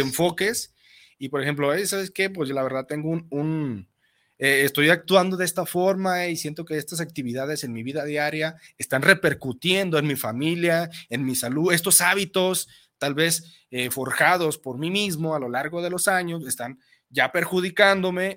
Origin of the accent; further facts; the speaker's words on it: Mexico; como buenos mexicanos